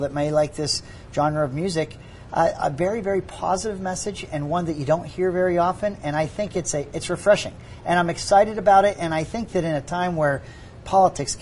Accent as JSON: {"language": "English", "town": "Pittsburgh", "region": "Pennsylvania", "country": "United States", "tie": "born or raised there", "said": "Where I grew up in Pittsburgh, it is a drinking town with a football problem."}